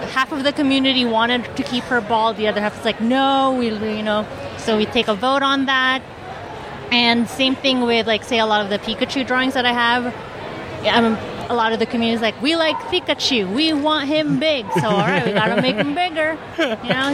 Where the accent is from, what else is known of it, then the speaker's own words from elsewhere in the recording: Phoenix, Arizona, United States; I'm from Phoenix